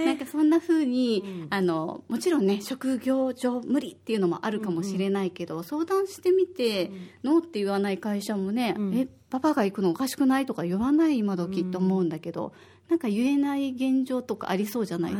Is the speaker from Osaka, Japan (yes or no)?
yes; Osaka, Japan; moved away as an adult; now in Okinawa, Japan; 私は大阪の出身で、小学五年生と三